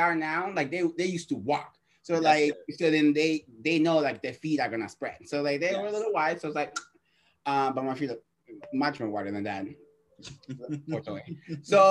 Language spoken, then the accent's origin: English; Boston, Massachusetts, United States; now in San Francisco, United States; I'm originally from Boston